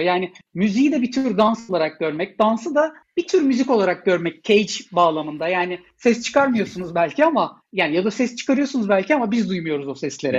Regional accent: Ankara, Turkey; Ben Ankara'da büyüdüm.

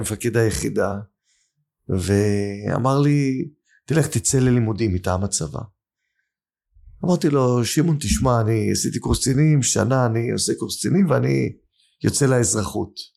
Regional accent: Holon, Tel Aviv District, Israel; השכונה שאני גדלתי בה, בתל גיבורים, בחולון

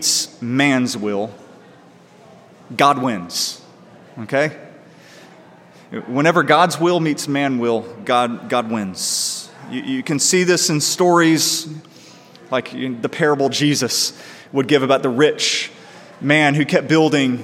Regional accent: United States; I'm a guy. I'm white. I was born in America

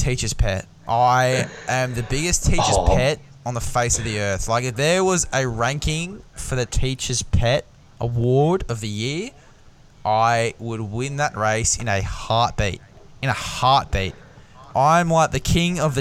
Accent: Australia; As an Aussie man

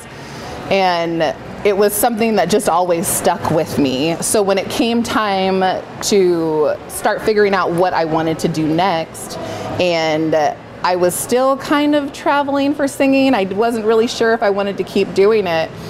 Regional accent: Saratoga, California, United States; now in Oregon, United States; so I grew up in Northern California in a town called Saratoga. It's about an hour south of San Francisco, but right in the heart of Silicon Valley. And I was born and raised there.

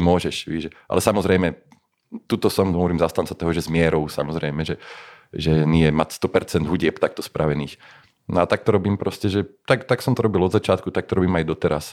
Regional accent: Slovakia; sme Slováci

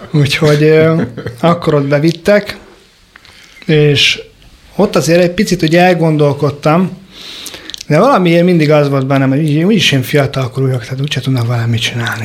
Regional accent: Budapest, Hungary; a tizenharmadik keletben nőttünk föl

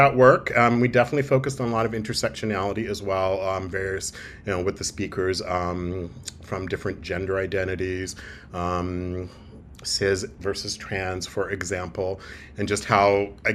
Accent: Toronto, Ontario, Canada; I call Toronto home. I grew up in Toronto as well.

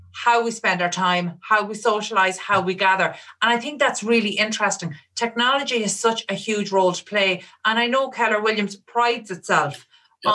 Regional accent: Ireland; in Ireland

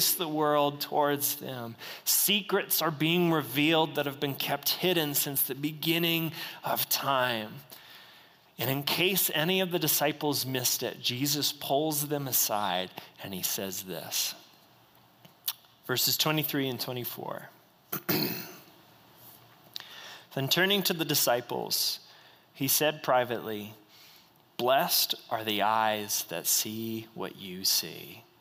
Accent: United States; I was born in the United States

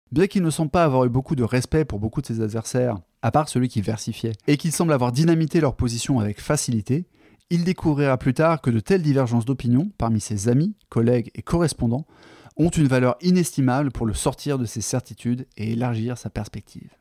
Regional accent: France; accent: French; mon magnifique accent français euh, qui euh, découpe les mots anglais

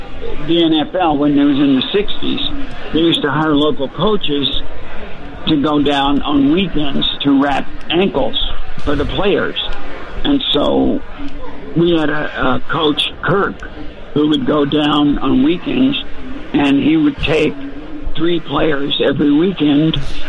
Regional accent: Dallas, Texas, United States; That's where I grew up. I grew up in Dallas.

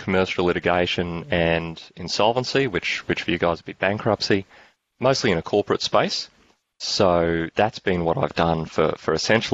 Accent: Australia; accent: Australian; I'm an Australian lawyer, and that means my accent's going to stand out

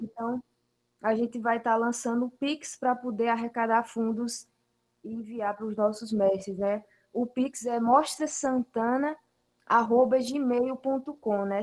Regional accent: Sousa, Paraíba, Brazil; moved away as an adult; now in João Pessoa, Brazil; eu sou do sertão da Paraíba, de Souza

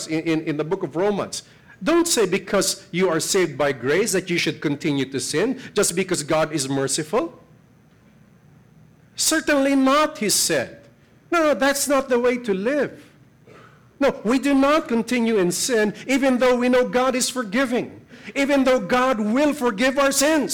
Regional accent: Philippines; I'm a Filipino

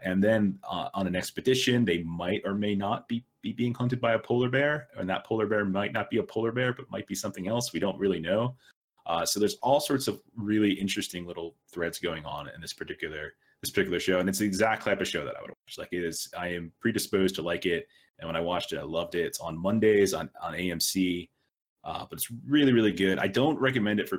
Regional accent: Florida, United States; now in Arizona, United States; I'm from Florida, and I live in Arizona

